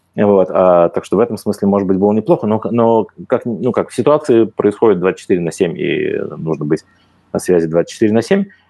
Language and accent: Russian; Moscow, Russia; moved away as an adult; now in Slovenia; я москвич, я как бы москвич по некоторым линиям в четвертом поколении, я как бы не лишен любви к своему родному городу